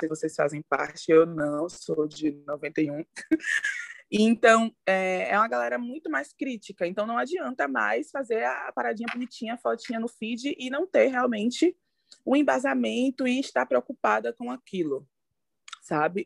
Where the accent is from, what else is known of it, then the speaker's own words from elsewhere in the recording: Salvador, Bahia, Brazil; eu sou de Salvador, na Bahia